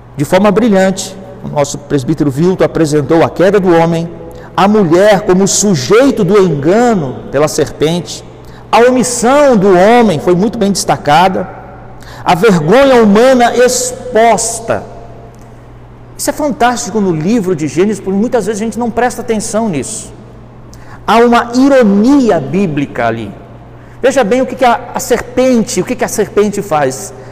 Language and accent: Portuguese; Rio Grande do Sul, Brazil; como diz lá no Rio Grande do Sul, que eu sou gaúcho